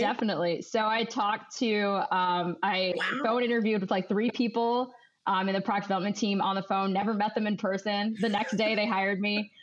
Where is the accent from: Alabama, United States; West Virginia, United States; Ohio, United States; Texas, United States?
Ohio, United States; moved away as an adult; now in Chicago, United States; I'm originally born and bred in Ohio, and then I moved to Chicago to start work